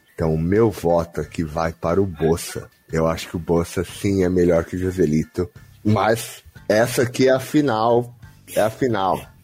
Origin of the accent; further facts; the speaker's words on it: São Paulo, Brazil; todos aqui somos paulistanos